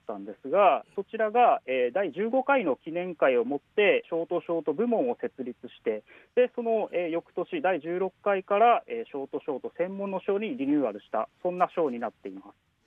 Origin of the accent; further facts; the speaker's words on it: Matsuyama, Ehime, Japan; moved away; also born or lived in Tokyo; あの僕も松山出身なので、はい、小さい頃から俳句の世界、はい、そして句会とか、はい、あのまあ、身近に感じてきたので